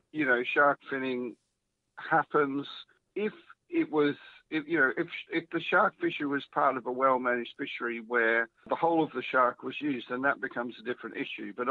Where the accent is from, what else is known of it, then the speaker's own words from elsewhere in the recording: Melbourne, Victoria, Australia; now in United Kingdom; you probably can't tell because I've been in the UK over 20 years, but I am an Australian. Stop it. so I'm from Melbourne.